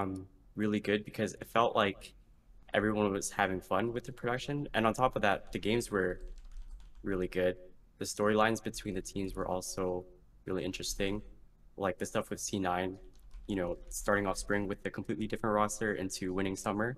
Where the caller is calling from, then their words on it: Vancouver, British Columbia, Canada; I'm calling from Vancouver, Canada.